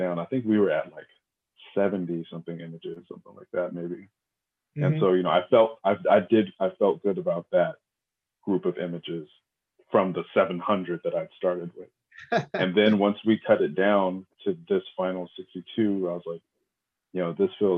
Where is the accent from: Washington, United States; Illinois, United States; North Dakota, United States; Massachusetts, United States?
Washington, United States; outside of Seattle; moved away as an adult; also born or lived in Los Angeles, California; now in Brooklyn, United States; I was born in Los Angeles and I grew up outside of Seattle